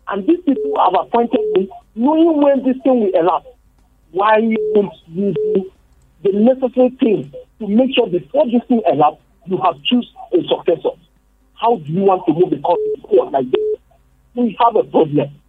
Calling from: Bukuru, Plateau, Nigeria; I'm calling from Bukuru.

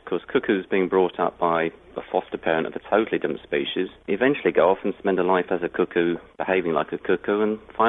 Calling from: Napier, Hawke's Bay, New Zealand; I'm calling from Napier in New Zealand.

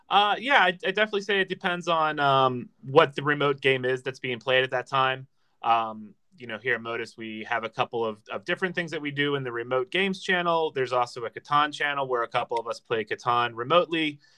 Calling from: Reston, Virginia, United States; I am currently recording from Reston, Virginia, which is about 30 minutes outside the nation's capital of DC.

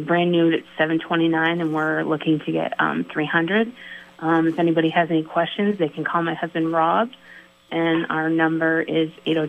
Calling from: Fairfax, Vermont, United States; I'm calling from Fairfax.

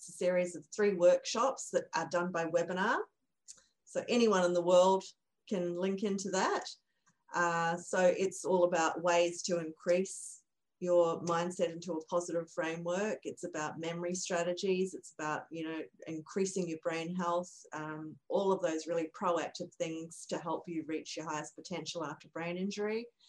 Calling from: Brisbane, Queensland, Australia; I'm from Brisbane, Australia.

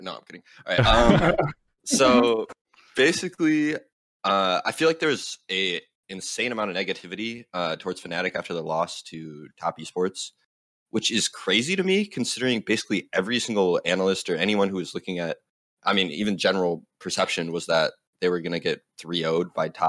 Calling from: Grand Rapids, Michigan, United States; Hey, I'm calling from the up-and-coming city of Grand Rapids, Michigan.

